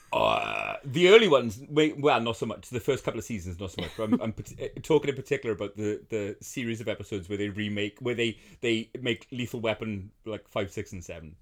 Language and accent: English; United Kingdom; I am a Brit